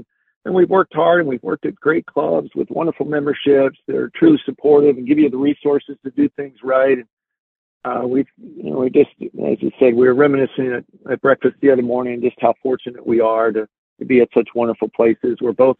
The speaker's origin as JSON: {"language": "English", "town": "Haverford", "region": "Pennsylvania", "country": "United States", "tie": "born or raised there", "said": "It was the next town over from where we grew up in Haverford."}